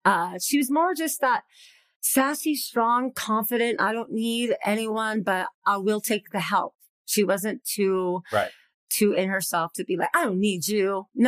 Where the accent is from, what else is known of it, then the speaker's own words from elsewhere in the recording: Los Angeles, California, United States; also born or lived in Whittier; In LA, East LA. So, yeah.